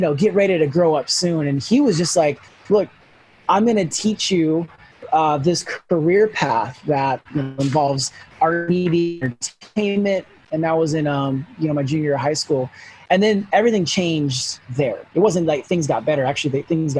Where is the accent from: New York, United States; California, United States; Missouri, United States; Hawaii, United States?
California, United States; Sacramento; also born or lived in Los Angeles; So home has always been Sacramento. I grew up here. We moved from L.A.